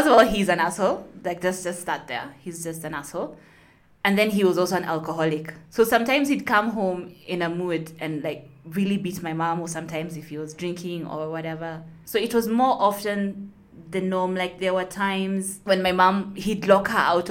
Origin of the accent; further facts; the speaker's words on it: Nairobi, Kenya; I'm from Nairobi, Kenya